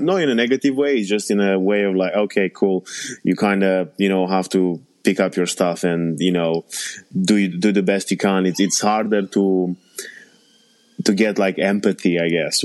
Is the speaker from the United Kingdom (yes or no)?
no; Romania; moved away; I was born and raised in Romania